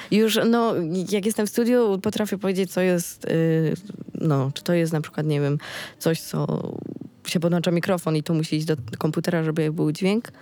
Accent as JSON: {"language": "Polish", "town": "Sieradz", "region": "Łódź Voivodeship", "country": "Poland", "said": "na konkursie ogólnopolskim u nas właśnie, u mnie w Sieradzu"}